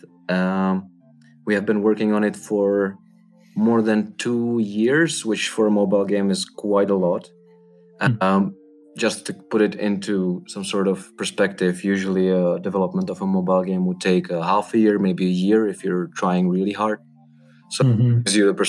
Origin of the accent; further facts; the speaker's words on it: Czechia; I'm from Czech Republic.